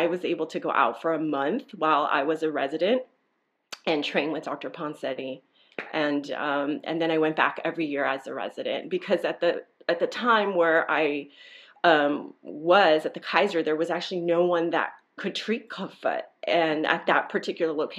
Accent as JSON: {"language": "English", "country": "Nicaragua", "moved": "yes", "lives_now": "California, United States", "said": "I'm originally from Nicaragua"}